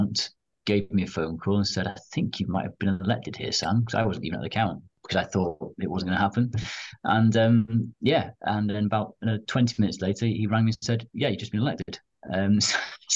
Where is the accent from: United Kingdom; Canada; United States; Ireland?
United Kingdom; Wales; I'm born and bred in Wales, I'm proud to be from my part of the world, and I've never actually moved out of Wales